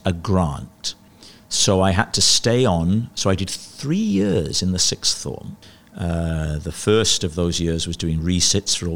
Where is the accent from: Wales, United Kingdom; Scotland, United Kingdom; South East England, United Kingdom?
Wales, United Kingdom; Port Talbot; also born or lived in Swansea / Porthcawl; when I was a boy growing up in South Wales